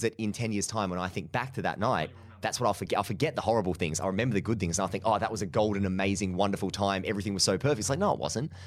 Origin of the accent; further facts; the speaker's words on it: Mansfield, East Midlands, United Kingdom; came up to Mansfield, you know, my hometown